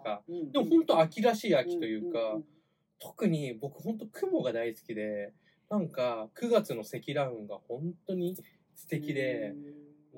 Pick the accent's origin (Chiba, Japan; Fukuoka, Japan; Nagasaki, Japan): Chiba, Japan; 僕あの地元が千葉の方なんですけれども